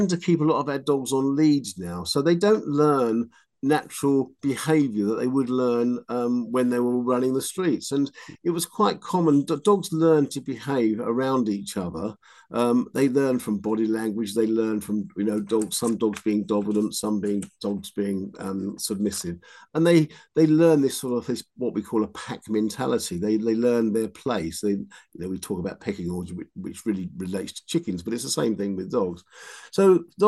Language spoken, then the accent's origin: English; London, United Kingdom; accent: Cockney; I grew up in London in the sort of late 50s and early 60s